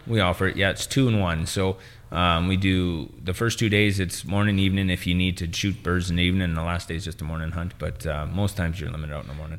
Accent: northern Saskatchewan, Canada; born and bred in Saskatchewan. It's always been home.

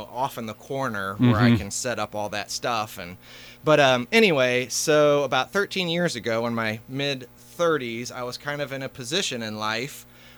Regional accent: Carbondale, Illinois, United States; I am a Southern Illinois native, born and raised in Carbondale

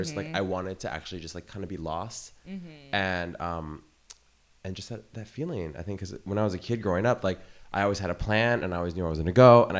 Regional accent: San Francisco, California, United States; moved away as an adult; now in New York, United States; I grew up in San Francisco. Grew up in nightlife when I turned 21 or a little bit before that.

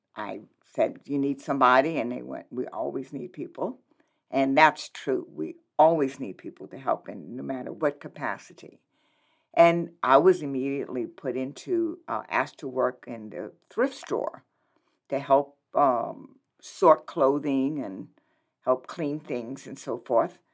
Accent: New Orleans, Louisiana, United States; moved away as an adult; now in Lincoln, United States; I'm originally from New Orleans, Louisiana.

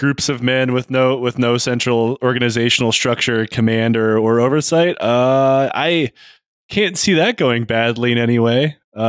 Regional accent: Michigan, United States; I grew up in Michigan

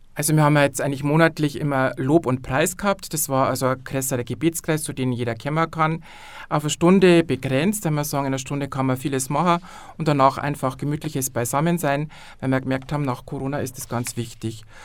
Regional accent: Landau an der Isar, Bavaria, Germany; ich bin aus Landau an der Isar

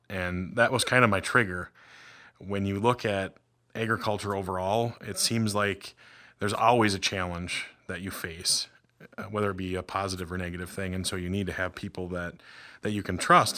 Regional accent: Red River Valley, United States; moved away; I grew up in the Red River Valley

